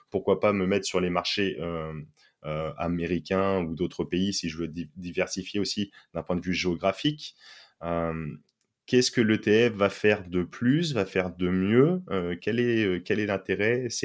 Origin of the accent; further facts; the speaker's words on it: France; par exemple, je suis français, je vais prendre, je, dis au hasard, mais une action Carrefour